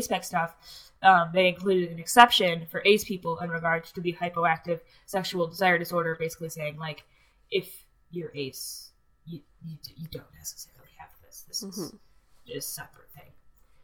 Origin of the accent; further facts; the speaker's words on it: United States; because I'm an American